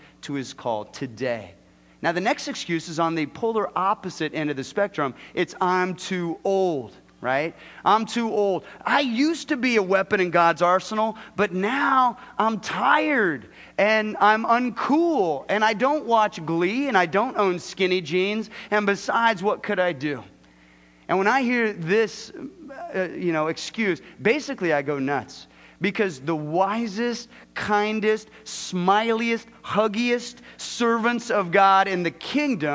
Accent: Southern California, United States; moved away; I'm from Southern California.

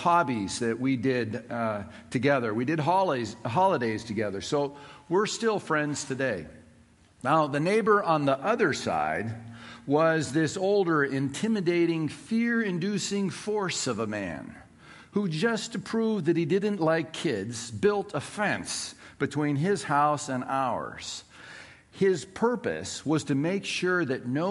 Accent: Southern California, United States; Growing up in Southern California

